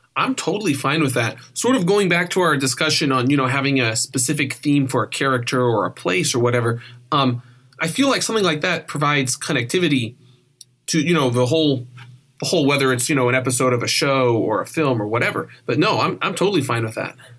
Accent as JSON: {"language": "English", "region": "Oregon", "country": "United States", "tie": "born or raised there", "also_born_or_lived": "California", "moved": "yes", "said": "I grew up on the West Coast, and Oregon and a little bit of California."}